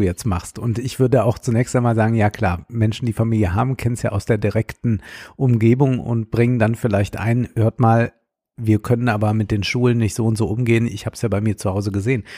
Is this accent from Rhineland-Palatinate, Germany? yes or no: yes; Rhineland-Palatinate, Germany; Ich bin ja Rheinland-Pfälzer, obwohl man Rheinland-Pfälzer nicht sein kann, man ist Rheinländer